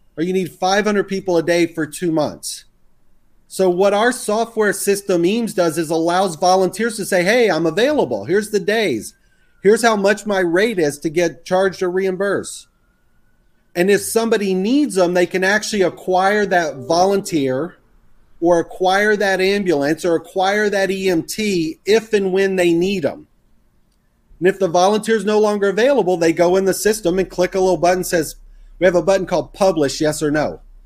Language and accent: English; the South, Texas, United States; accent: Texas; which I grew up in the South. I can throw my Texas accent on if I had to.